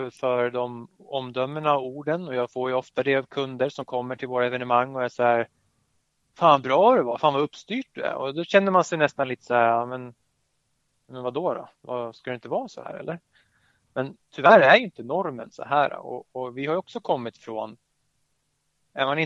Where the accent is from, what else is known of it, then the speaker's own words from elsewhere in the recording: Skåne, Sweden; accent: Skåne; nu kommer jag göra bort mig med min skånska dialekt här